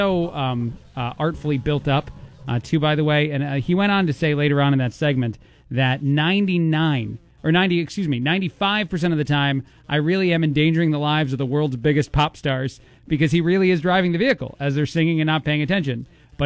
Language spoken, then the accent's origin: English; New Jersey, United States; now in Bloomington, United States; I was born and raised in New Jersey, right outside of New York City